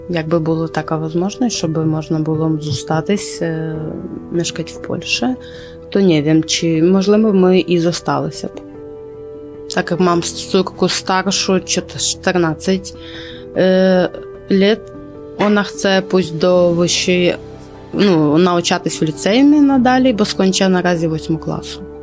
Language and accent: Polish; Lutsk, Volyn Oblast, Ukraine; Polish is a second language; now in Poland; Jestem z Wolyni, Wolyńska oblaść, Ludzk.